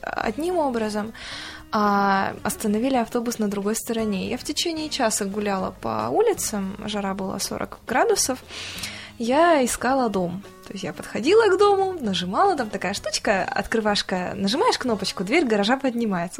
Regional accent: Novosibirsk, Novosibirsk Oblast, Russia; мы уже летим из Москвы в Новосибирск домой

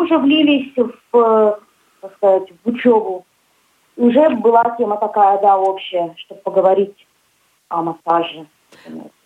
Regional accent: Ulan-Ude, Buryatia, Russia; moved away as an adult; also born or lived in Kinel-Cherkassy, Samara Oblast; now in Tolyatti, Russia; Я приехала с республики Бурятия, город Улан-Удэ.

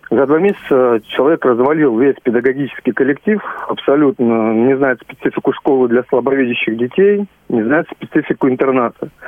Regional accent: Zhukovsky, Moscow Oblast, Russia; Я из Жуковского

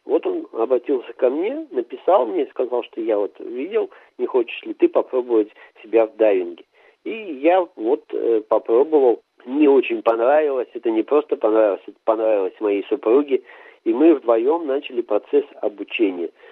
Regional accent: Arti, Sverdlovsk Oblast, Russia; Я родился в Свердловской области, поселок Арти, и вырос там, и школу там закончил

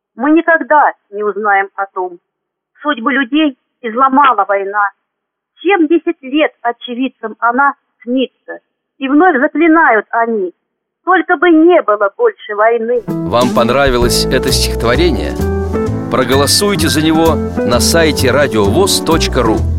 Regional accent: Bryansk Oblast, Russia; moved away as an adult; also born or lived in Klintsy, Bryansk Oblast / Gomel, Belarus; now in Zmiyovka, Russia; Родилась я в Брянской области в 1961 году.

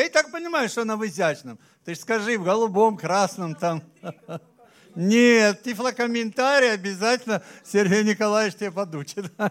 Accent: Abkhazia, Georgia; now in Krasnodar Krai, Russia; я родился в Абхазии

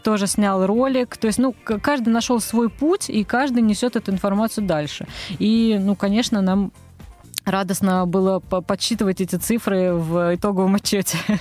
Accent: Moscow, Russia; Я росла в Москве, здесь родилась, здесь выросла

